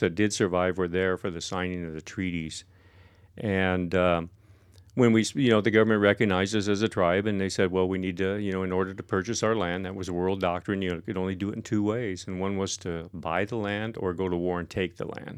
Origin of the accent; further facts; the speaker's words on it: La Center, Washington, United States; also born or lived in South Bend, Washington / Vancouver, Washington; I was born in South Bend, down in the, uh, Willapah Bay, you know, the home of my ancestors, and about a year, about when I was a year old, um, we moved up to, uh, La Center